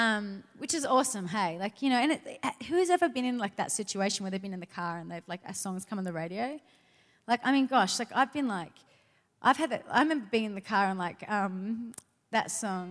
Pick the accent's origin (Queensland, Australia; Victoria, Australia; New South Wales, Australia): New South Wales, Australia; Sydney; I'm originally from Australia, from Sydney.